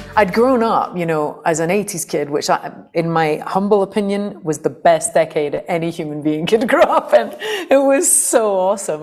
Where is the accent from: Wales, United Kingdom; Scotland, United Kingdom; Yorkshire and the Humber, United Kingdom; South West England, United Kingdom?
Scotland, United Kingdom; St Andrews; a very kind of anarchic punk folk scene in Fife, where I grew up in Scotland